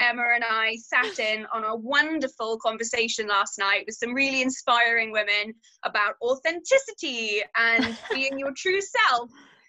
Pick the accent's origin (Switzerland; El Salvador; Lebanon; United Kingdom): United Kingdom; England; moved away as an adult; now in Wales, United Kingdom; I am English. I have been living in Wales probably about 10 years now. And I live out in the green, green valleys.